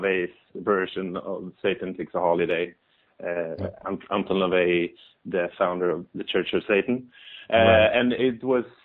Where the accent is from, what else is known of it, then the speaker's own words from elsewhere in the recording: Sweden; We're Swedish